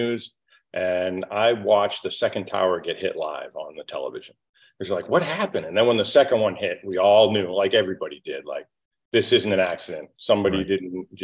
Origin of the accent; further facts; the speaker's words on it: just south of Boston, Massachusetts, United States; I was born in the Northeast, just south of Boston, hardworking blue-collar family. My father was a builder, built houses, and we were very self-reliant.